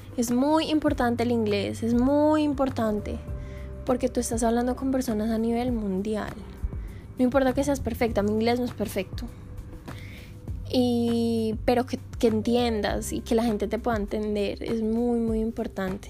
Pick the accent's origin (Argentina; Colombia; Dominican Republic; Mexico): Colombia; moved away as an adult; Nosotros como colombianos